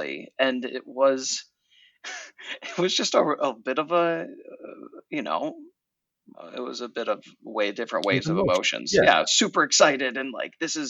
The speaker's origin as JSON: {"language": "English", "region": "New York", "country": "United States", "said": "as a New Yorker"}